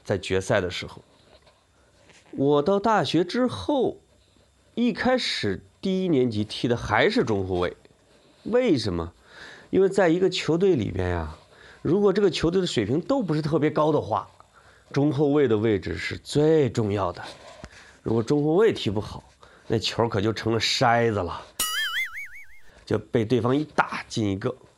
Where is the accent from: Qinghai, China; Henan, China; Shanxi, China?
Henan, China; accent: Henan dialect; 我说的是河南话